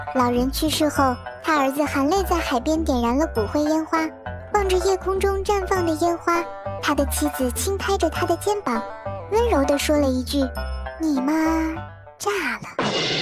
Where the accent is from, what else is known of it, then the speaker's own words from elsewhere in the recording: northern China, China; also born or lived in Nanjing; 作为一个北方人